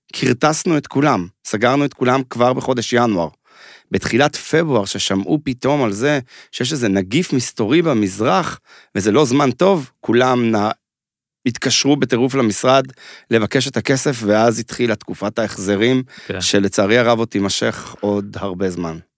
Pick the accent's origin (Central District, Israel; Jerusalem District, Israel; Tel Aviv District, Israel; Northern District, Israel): Jerusalem District, Israel; Mevaseret Zion; אני בתור ילד חנון, שגר בעיירה כמו מבשרת ציון, שם גדלתי